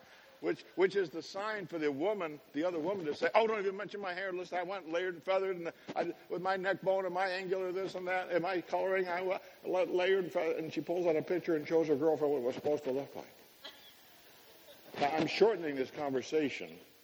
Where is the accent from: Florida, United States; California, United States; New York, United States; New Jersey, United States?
New York, United States; Williamsville; I grew up in Williamsville, New York, which is a suburb of Buffalo, New York